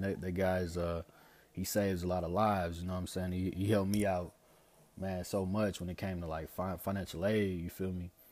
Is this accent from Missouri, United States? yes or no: yes; St. Louis, Missouri, United States; growing up in Saint Louis